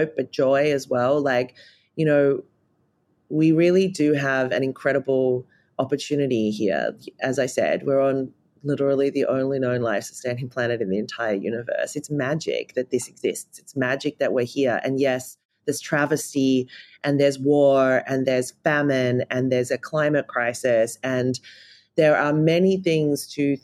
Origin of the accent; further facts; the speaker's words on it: Australia; Being an Australian, I think it's a real travesty that I grew up not learning anything about Aboriginal and Torres Strait Islander culture and wisdom